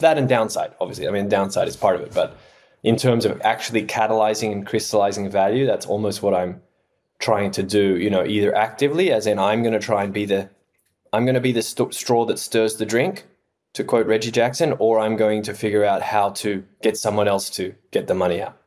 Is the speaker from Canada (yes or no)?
no; Australia; moved away; I am Australian by background